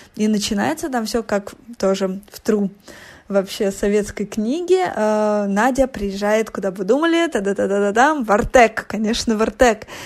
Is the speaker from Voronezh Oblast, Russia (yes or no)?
yes; Voronezh, Voronezh Oblast, Russia; я росла в Воронеже